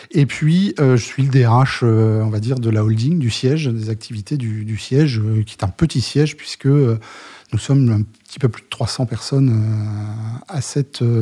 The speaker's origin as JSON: {"language": "French", "country": "Germany", "second_language": "French", "lives_now": "France", "said": "je suis effectivement le plus le plus français des Allemands. Bon, après je suis allemand. ouais Mais vivant depuis un certain nombre d'années en France."}